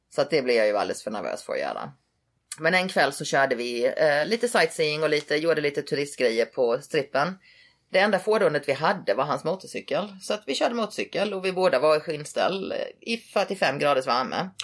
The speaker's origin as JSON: {"language": "Swedish", "town": "Halmstad", "region": "Halland County", "country": "Sweden", "tie": "born or raised there", "also_born_or_lived": "Hawaii", "moved": "as an adult", "lives_now": "Las Vegas, United States", "said": "jag var uppväxt i Halmstad"}